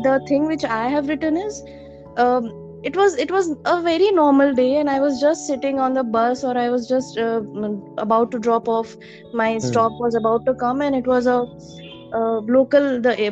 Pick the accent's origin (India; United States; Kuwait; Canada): India; Rajkot, Gujarat; moved away as an adult; now in Ahmedabad, India; My parents are from Rajkot. So my parents are still there. I studied my schooling and my bachelor's is done from Rajkot